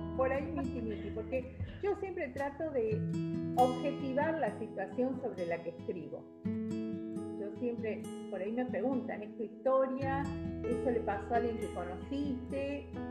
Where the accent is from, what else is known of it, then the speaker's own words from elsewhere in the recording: Resistencia, Chaco, Argentina; moved away as an adult; Yo soy chaqueña, vivía en Resistencia